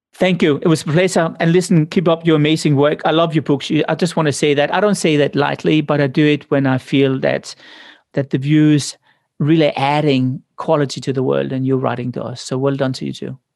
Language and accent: English; Denmark; moved away; I came from Denmark.